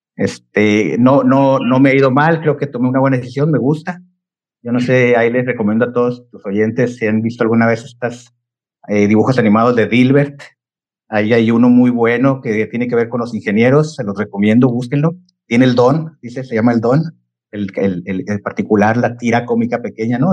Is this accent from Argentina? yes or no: no; Chihuahua, Mexico; moved away; soy, soy originario de Chihuahua, eh, nacido ahí